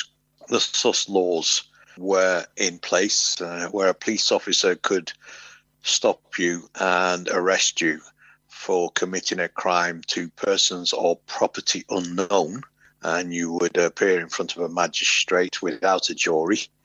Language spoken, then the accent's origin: English; Oldham, North West England, United Kingdom; moved away as an adult; also born or lived in Cheetham Hill, Manchester; now in London, United Kingdom; I grew up until I was about 8 years old in Cheetham Hill, Manchester. And then from 8 until 19 in Oldham, just outside